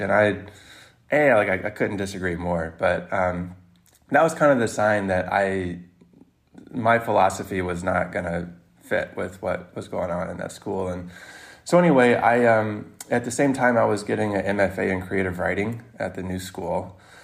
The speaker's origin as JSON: {"language": "English", "region": "Mississippi", "country": "United States", "moved": "yes", "lives_now": "New York City, United States", "said": "I'm not even from New York, I'm from Mississippi"}